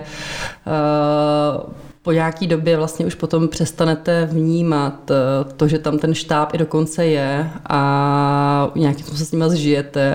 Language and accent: Czech; Prague, Czechia; Já jsem jsem narodila v Praze, já jsem rodilý Pražák, říkám, že jsme křtěná Vltavou.